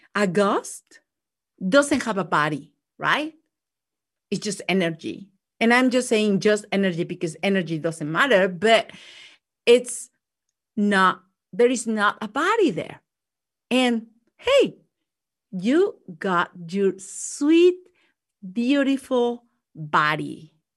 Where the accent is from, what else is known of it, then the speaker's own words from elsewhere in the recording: Mexico; English is a second language; moved away; growing up in Mexico